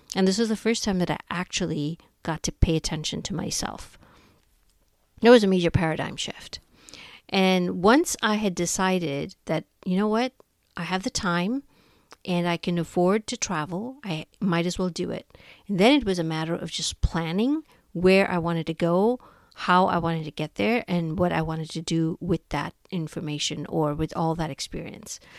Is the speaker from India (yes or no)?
yes; India; moved away as an adult; now in United States; I was born and raised in India